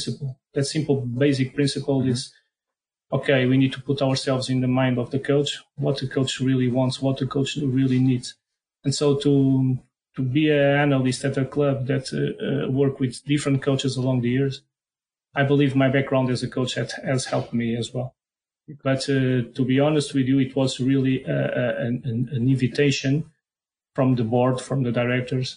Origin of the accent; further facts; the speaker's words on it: Portugal; accent: strong Portuguese; English is a second language; my strong Portuguese accent.